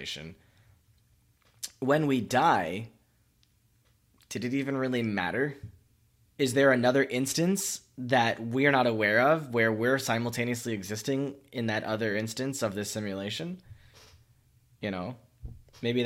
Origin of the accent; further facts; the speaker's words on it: Miami, Florida, United States; moved away as an adult; also born or lived in Central China; I was raised in Miami. I was in South Florida, North Florida for the first 18, 22 years.